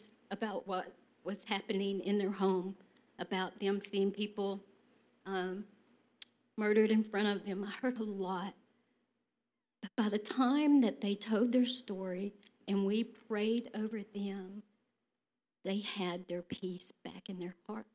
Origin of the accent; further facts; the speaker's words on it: Texas, United States; accent: Texas; my Texas accent